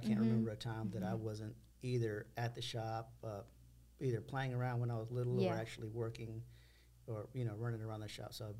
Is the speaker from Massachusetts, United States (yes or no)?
no; Texas City, Texas, United States; We're both from Texas City, born and raised. We have our kids here in Texas City.